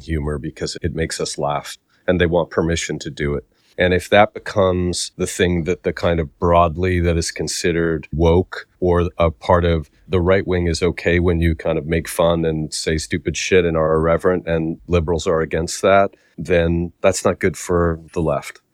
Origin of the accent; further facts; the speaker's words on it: Canada; accent: Canadian; I do have a s, Canadian accent at times.